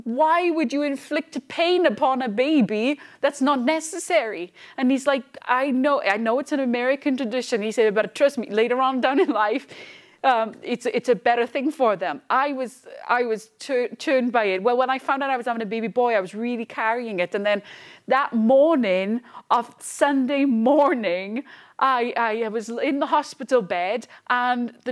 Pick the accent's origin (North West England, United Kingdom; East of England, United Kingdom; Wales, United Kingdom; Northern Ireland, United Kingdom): Wales, United Kingdom; moved away as an adult; also born or lived in Edinburgh, Scotland / London; I came from lovely Wales. I was born in Scotland, Edinburgh. And I grew up most of my life in Wales, moved to London, back to Wales